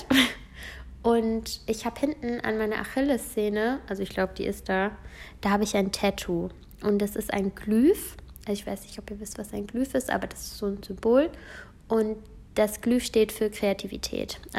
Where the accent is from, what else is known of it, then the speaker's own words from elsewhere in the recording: United States; born there; Aber ich bin ähm, Amerikanerin, also ich wurde in Amerika geboren. Das heißt, ich äh, habe auch die Staatsbürgerschaft und eben auch die deutsche.